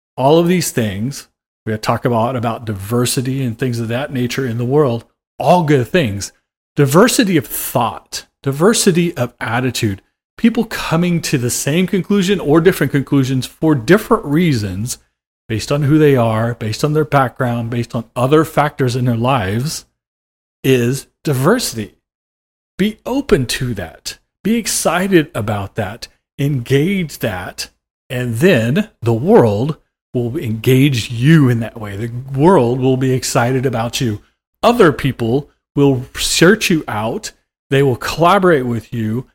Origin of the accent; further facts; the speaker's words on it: Oklahoma, United States; I grew up in Oklahoma